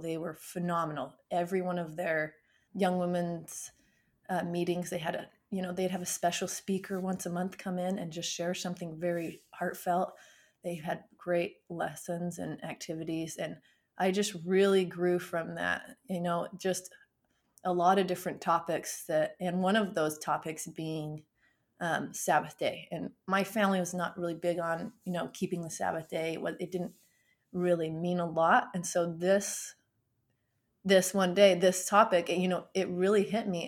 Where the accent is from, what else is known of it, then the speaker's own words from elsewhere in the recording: Beaver, Utah, United States; now in North Texas, United States; I was born and raised in Beaver, Utah.